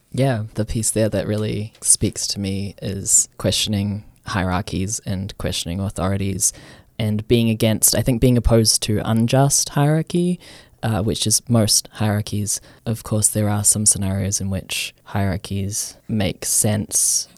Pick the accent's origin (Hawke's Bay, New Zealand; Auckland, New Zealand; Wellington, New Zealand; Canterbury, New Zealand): Auckland, New Zealand; I'm from New Zealand. I grew up near Maungakiakia. Our local beach was Henga.